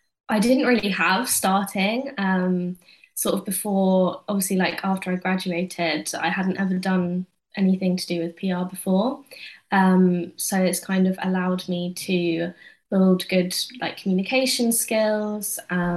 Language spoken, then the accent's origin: English; London, United Kingdom; also born or lived in Southampton; I grew up in Southeast London